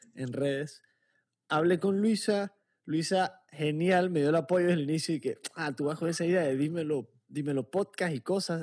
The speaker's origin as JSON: {"language": "Spanish", "country": "Panama"}